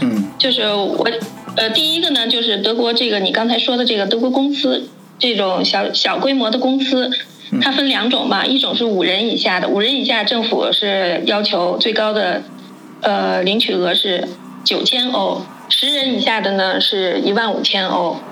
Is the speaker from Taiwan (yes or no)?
no; China; now in Germany; 我们中国人在这边做公司